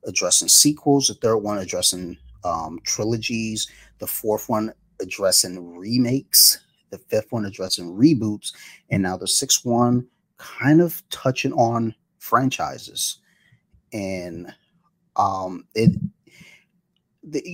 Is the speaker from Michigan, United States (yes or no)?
yes; Detroit, Michigan, United States; I'm a kid from Detroit